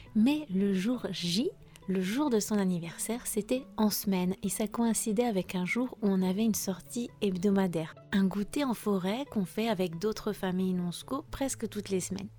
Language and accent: French; France; je suis française